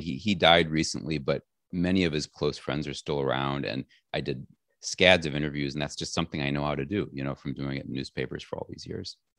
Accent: Chicago, Illinois, United States; I was born in Chicago in a neighborhood called South Shore, which is kind of the next door neighborhood to Hyde Park

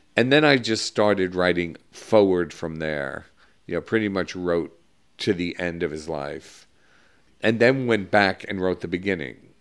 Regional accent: New York City, New York, United States; I grew up in Greenwich Village

